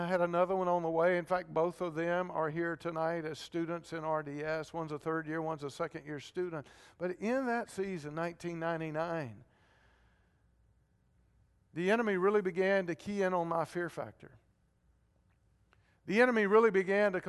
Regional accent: Georgia, United States; now in Concord, United States; I grew up in Georgia

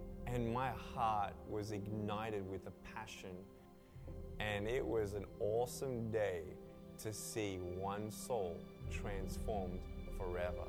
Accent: Melbourne, Victoria, Australia; I was born in Melbourne, Australia, 1982

